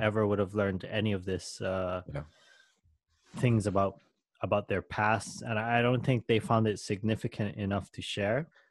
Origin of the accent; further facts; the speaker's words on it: Hawaii, United States; I'm Filipino mm. by blood, but I was born in Hawaii